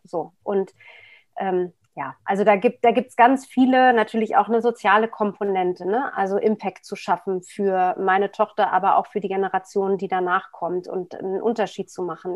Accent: Berlin, Germany; ich bin in West-Berlin geboren. Ähm, was wie eine Insel damals war

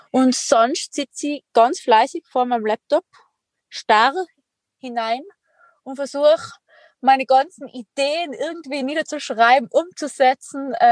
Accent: Tyrol, Austria; accent: Tyrolean; wie man an meinem Dialekt hören kann, bin ich Tirolerin

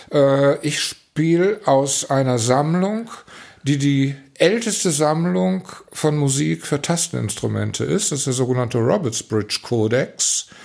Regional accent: Velbert, North Rhine-Westphalia, Germany; born there; weil wir in Felbert, wo ich geboren bin, einen hervorragenden Organisten hatte

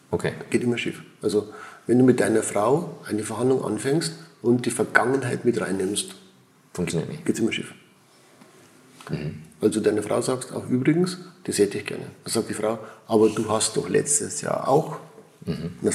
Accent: Switzerland; Und, also ich bin ein Schweizer und ich muss schon sagen, hier in der Schweiz ist es anders.

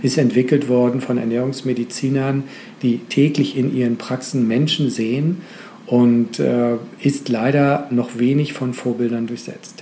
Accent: Schleswig-Holstein, Germany; ich bin Schleswig-Holsteiner

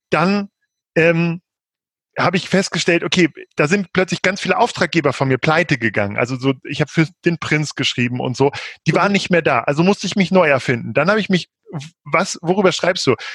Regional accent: Peine, Lower Saxony, Germany; ich bin quasi in der Nähe von äh, zwischen Hannover und Braunschweig in Peine aufgewachsen.

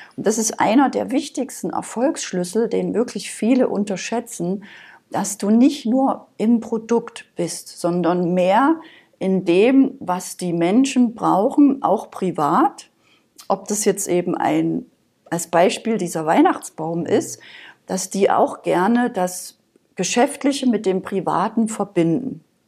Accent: Saxony, Germany; moved away; also born or lived in Berlin; Also ich bin ursprünglich aus Sachsen, das hört man vielleicht noch so ein bisschen.

